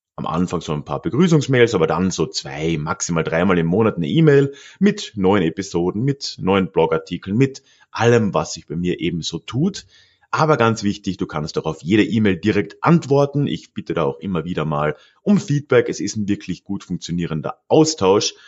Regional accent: Freising, Bavaria, Germany; moved away as an adult; now in Munich, Germany; meiner alten Heimatstadt Freising

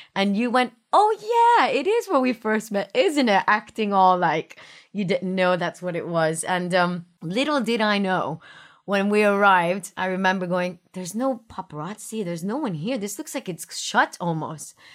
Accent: Miami, Florida, United States; moved away; I grew up in Miami, so I grew up in the city, big city, my whole life

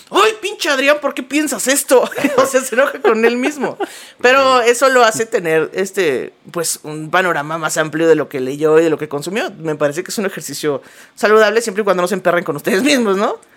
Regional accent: Mexico; que nos unía como mexicanos.

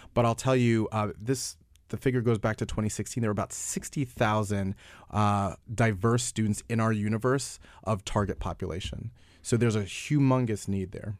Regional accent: New York, United States; I'm from New York

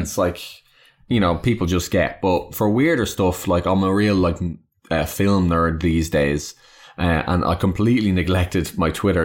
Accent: Ireland; I am Irish

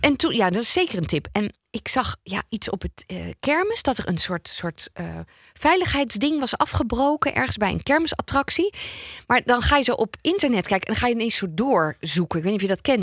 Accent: North Brabant, Netherlands; ik kom ook uit Brabant

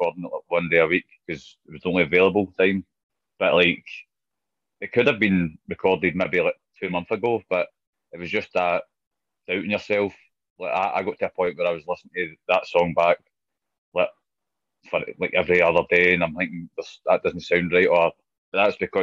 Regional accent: Scotland, United Kingdom; being Scottish

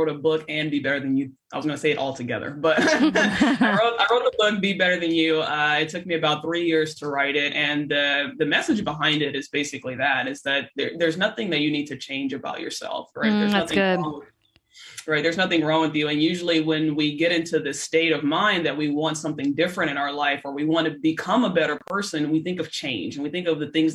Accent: Los Angeles, California, United States; I'm from Los Angeles

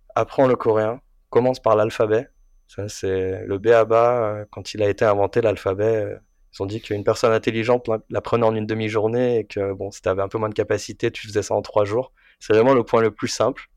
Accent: France; moved away as an adult; also born or lived in South Korea / Japan / Singapore; now in Taiwan; je suis français, coréen, taïwanais

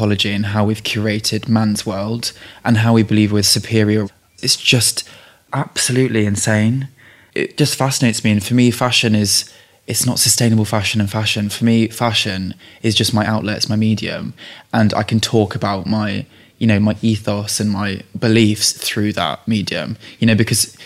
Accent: Leicestershire, East Midlands, United Kingdom; my mum's Czech, my dad's English, and I grew up in Leicestershire

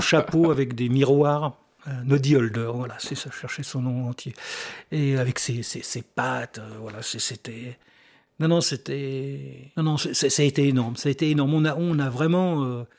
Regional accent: north of Paris, Île-de-France, France; moved away as an adult; now in Île d'Oléron, France; Je suis pas de Paris même

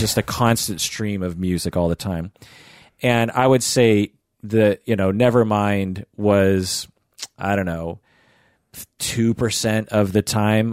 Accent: Seattle, Washington, United States; from Seattle

